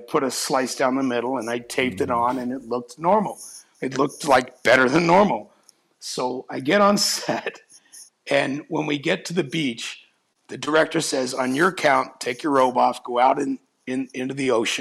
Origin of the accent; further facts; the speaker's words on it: Texas, United States; also born or lived in Cape Breton, Nova Scotia, Canada; now in Palm Springs, United States; I was born on the island of Cape Breton, Nova Scotia. It's an island at the north end of it all. I then left at a very young age, and I went to Texas, and basically raised in Texas